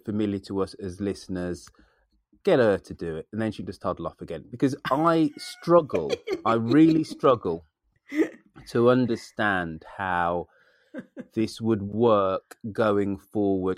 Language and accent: English; England, United Kingdom; me being English